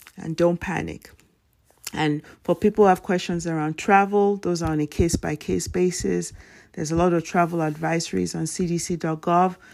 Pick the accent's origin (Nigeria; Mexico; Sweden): Nigeria; moved away as an adult; now in United States; my elementary school from Nigeria